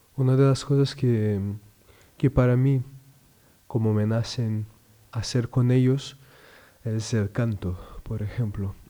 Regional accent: Rio Grande do Sul, Brazil; moved away as an adult; now in Madrid, Spain; Yo soy de Brasil, Río Grande do Sul, es el sur de Brasil.

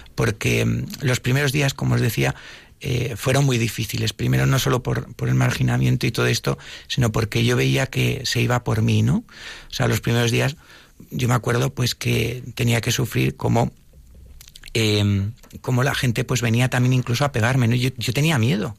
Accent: Madrid, Community of Madrid, Spain; also born or lived in Sigüenza; yo soy de Madrid

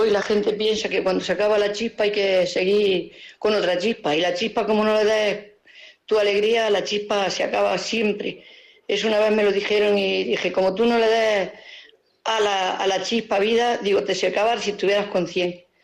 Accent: Jaén, Andalusia, Spain; Soy de Jaén.

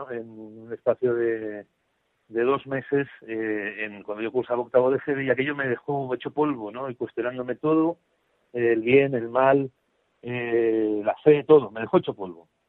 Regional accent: Zaragoza, Aragon, Spain; soy aragonés de Zaragoza

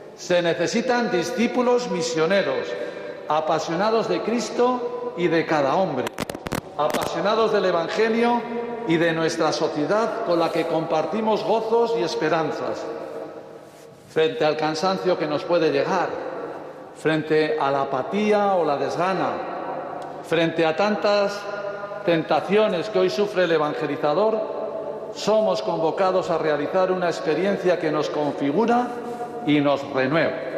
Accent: Burgos, Castile and León, Spain; now in Galicia, Spain; de mi tierra burgalesa

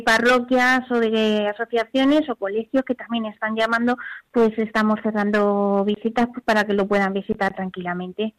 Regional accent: Mexico; moved away as an adult; now in Spain; como decimos en México

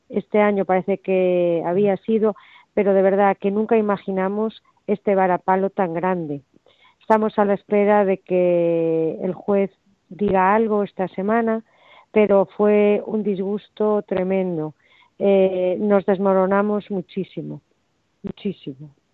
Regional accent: Spain; como ciudadana española

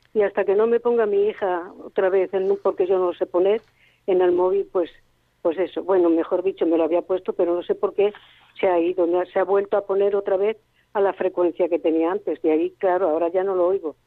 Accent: Catarroja, Valencian Community, Spain; Aquí de Catarroja

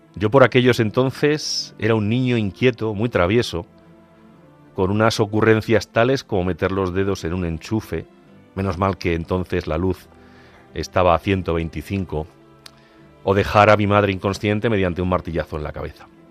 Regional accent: Ciudad Real, Castilla-La Mancha, Spain; yo como buen manchego de Ciudad Real

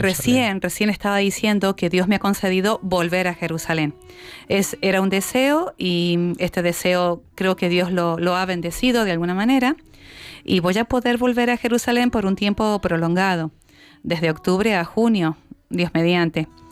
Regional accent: Argentina; now in Spain; soy argentina

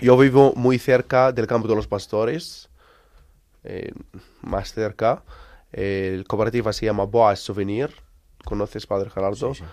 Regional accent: Bethlehem, West Bank, Palestine; Spanish is a second language; Esto nuestra ciudad, que yo nacimos aquí, vivimos aquí.

